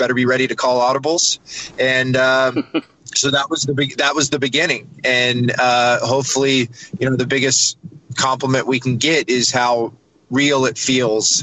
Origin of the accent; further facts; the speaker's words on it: Dallas, Texas, United States; When we were younger, we grew up in Dallas, Texas